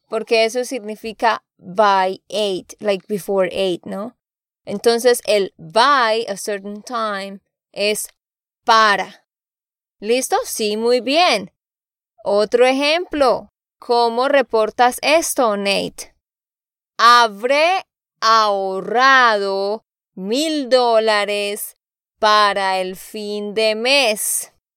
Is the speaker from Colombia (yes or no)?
yes; Santander, Colombia; de Santander, Colombia